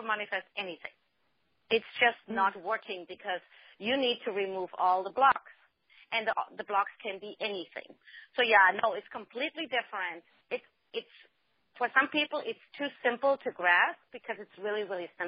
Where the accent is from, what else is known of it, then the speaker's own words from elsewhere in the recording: Germany; now in United States; I'm originally from Germany